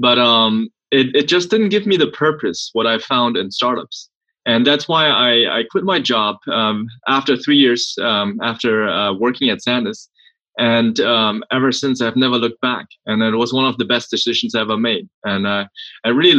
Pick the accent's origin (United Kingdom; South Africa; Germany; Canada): Germany; accent: German; English is a second language; moved away as an adult; also born or lived in Sweden / Silicon Valley, United States; now in United States; I grew up in Germany. That's why the weird German accent.